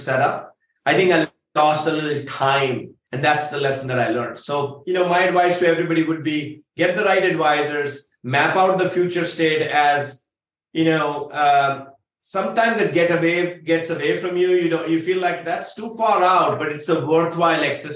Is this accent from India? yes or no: yes; India; I say that as an Indian. Cows are sacred from where I come from.